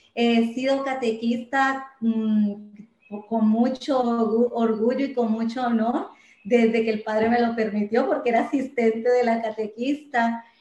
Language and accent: Spanish; Medellín, Antioquia, Colombia; moved away as an adult; now in Puerto Rico; nací en Medellín, Colombia, pero vivo actualmente aquí hace 20 años